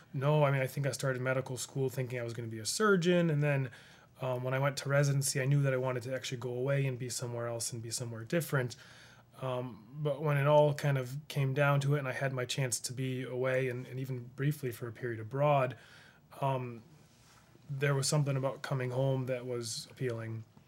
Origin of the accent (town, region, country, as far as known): Rushville, United States; born or raised there